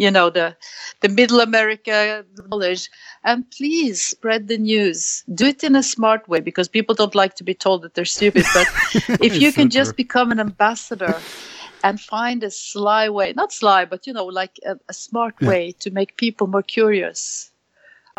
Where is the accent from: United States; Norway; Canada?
Norway; Norway, my home country